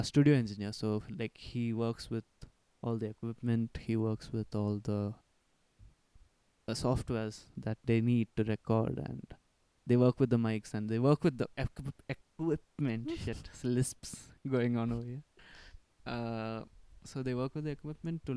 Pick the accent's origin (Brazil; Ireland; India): India; Bangalore, Karnataka; also born or lived in Kerala; I am born and brought up in Bangalore. Native is in Kerala.